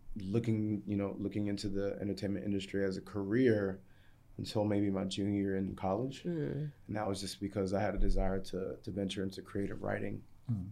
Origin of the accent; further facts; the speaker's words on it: Maryland, United States; also born or lived in England; my upbringing in Maryland.